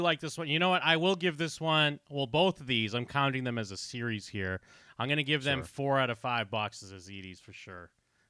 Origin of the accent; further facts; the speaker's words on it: United States; as an American